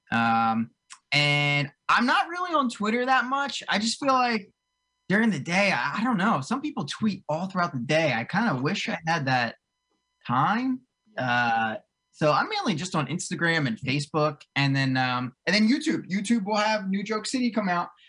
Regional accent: near Cherry Hill, New Jersey, United States; moved away as an adult; now in North Jersey, United States; I grew up in South Jersey

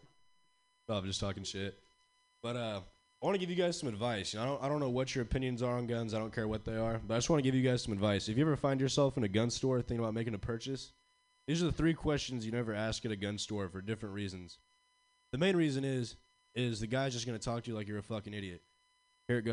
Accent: Pacifica, California, United States; growing up in Pacifica

